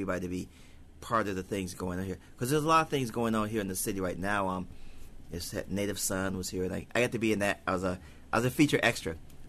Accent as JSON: {"language": "English", "region": "the South", "country": "United States", "accent": "southern", "said": "Well, my mom's from New Orleans. I grew up in a house with people from the south, so I actually do have a southern accent"}